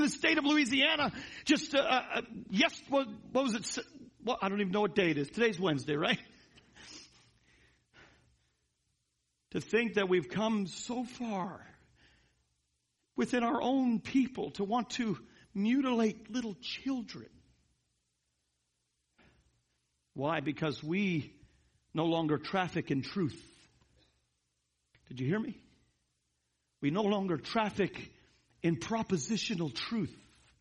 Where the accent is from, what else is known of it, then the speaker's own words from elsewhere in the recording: Canada; now in United States; I'm Canadian by birth